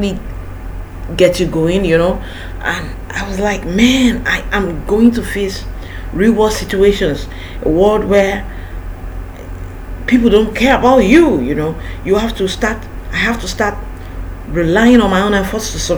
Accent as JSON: {"language": "English", "town": "Ibadan", "region": "Oyo", "country": "Nigeria", "tie": "born or raised there", "also_born_or_lived": "Lagos", "said": "I went back to my hometown, which is Ibadan"}